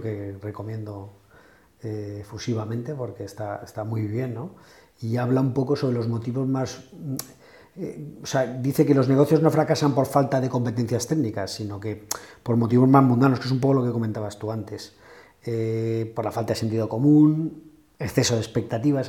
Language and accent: Spanish; Spain; siendo como somos los españoles